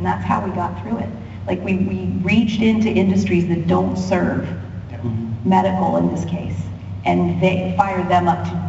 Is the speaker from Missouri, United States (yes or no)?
no; Ohio, United States; I'm from Ohio